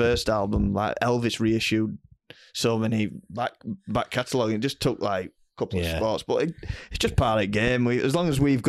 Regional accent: Bolton upon Dearne, Yorkshire and the Humber, United Kingdom; I'm from Bolton on Dearn

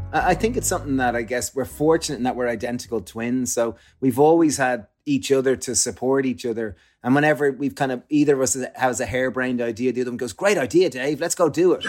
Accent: Ireland; growing up in Ireland

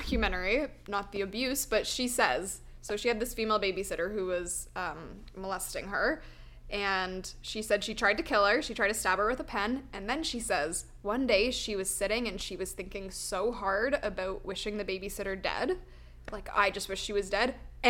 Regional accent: Ontario, Canada; being from Vancouver Island, even though we're both Canadian

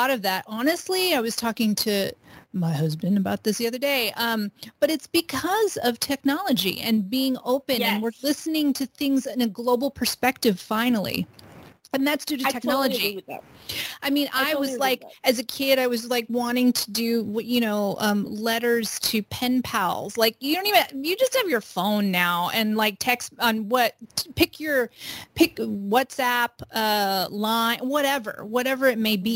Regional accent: Los Angeles, California, United States; also born or lived in Bay Area, California; I was born and raised in California. I was born in Los Angeles, lived half my life in Southern California and half my life in Northern California

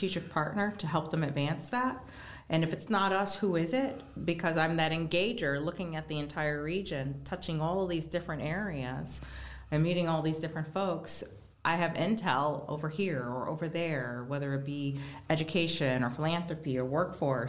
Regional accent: Geauga County, Northeast Ohio, United States; I grew up in Geauga County

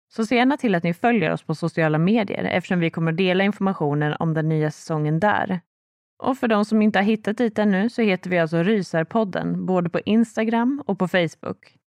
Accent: Sweden; här hemma i Sverige

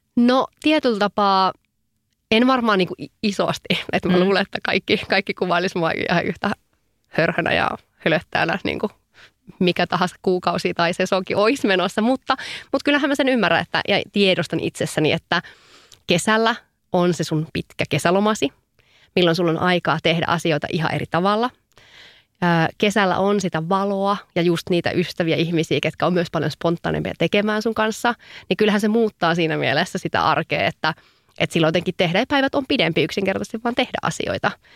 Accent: Savo, Finland; now in Helsinki, Finland; mä oon savolainen höpöttäjä

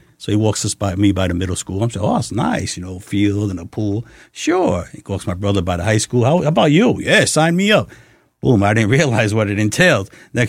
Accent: New York City, New York, United States; also born or lived in Chicago; I was born and raised in the Bronx.

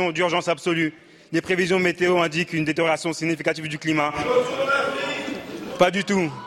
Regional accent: France; Je suis né en France, je suis député français

